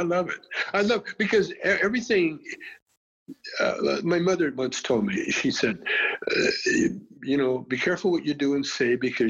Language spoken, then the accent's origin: English; Calgary, Alberta, Canada; You know, I grew up in Calgary.